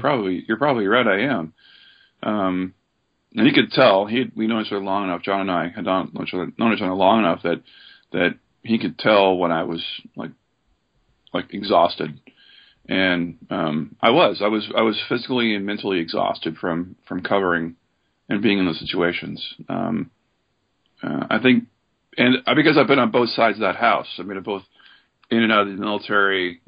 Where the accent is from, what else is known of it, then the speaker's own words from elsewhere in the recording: Oregon, United States; moved away as an adult; also born or lived in Seattle; I grew up in Oregon